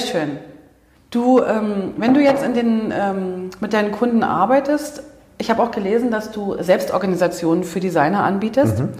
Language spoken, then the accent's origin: German; East Germany, Germany; moved away; Also ich bin ja aus dem Osten, ne? ich bin ja ein Ostkind.